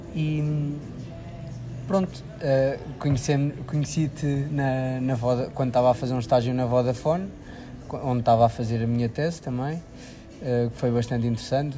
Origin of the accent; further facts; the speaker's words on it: Figueira da Foz, Centro, Portugal; sou da Figueira da Foz.